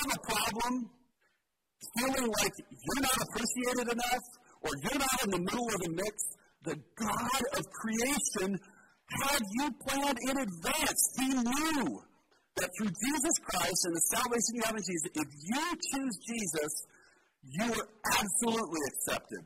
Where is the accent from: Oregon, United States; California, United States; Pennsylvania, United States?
Oregon, United States; Portland; Born and raised in Portland